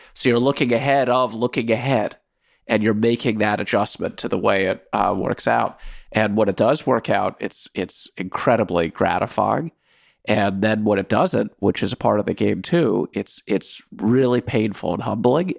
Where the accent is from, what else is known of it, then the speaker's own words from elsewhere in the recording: Washington, District of Columbia, United States; moved away as an adult; also born or lived in Soviet Union; I grew up in Washington, D C.